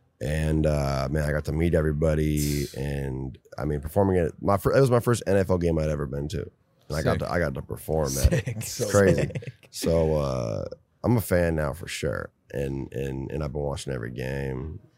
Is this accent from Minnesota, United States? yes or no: yes; Minnesota, United States; moved away; I can't go back to my home state, really. I mean, I go back and I'm low key, but, like, anywhere in Minnesota